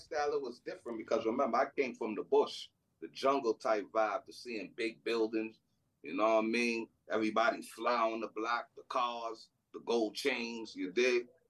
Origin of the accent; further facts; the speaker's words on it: New York City, New York, United States; also born or lived in Trinidad / Queens, New York / Jamaica, Queens; I was born in Trinidad. So my family migrated from Trinidad to New York in 88. I actually landed in Brooklyn first.